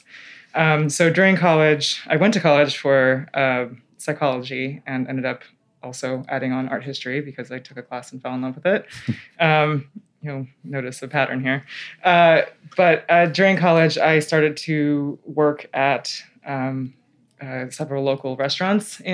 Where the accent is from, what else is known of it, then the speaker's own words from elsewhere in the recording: Taipei, Taiwan; also born or lived in Illinois; now in New York, United States; growing up in Taipei, my family went out to eat a lot